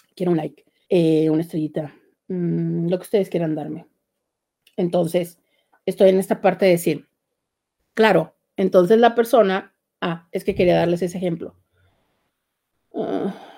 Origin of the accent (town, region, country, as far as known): Tijuana, Baja California, Mexico